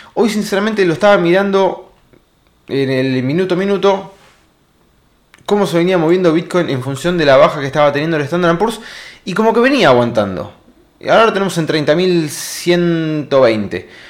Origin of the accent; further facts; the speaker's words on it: Argentina; nosotros los argentinos